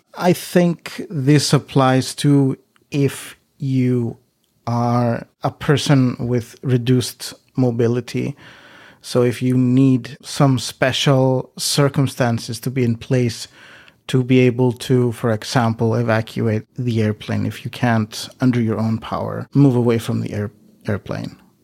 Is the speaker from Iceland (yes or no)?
yes; Iceland; now in Greece; I live, uh, in Greece, but I'm originally from Iceland.